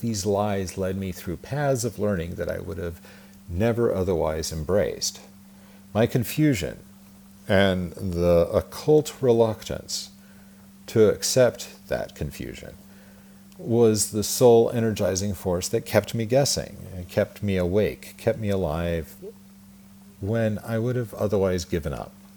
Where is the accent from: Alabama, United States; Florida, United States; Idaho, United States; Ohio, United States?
Idaho, United States; Twin Falls; I was born in Twin Falls, Idaho, at the Magic Valley Regional Medical Center on April 15th, 1974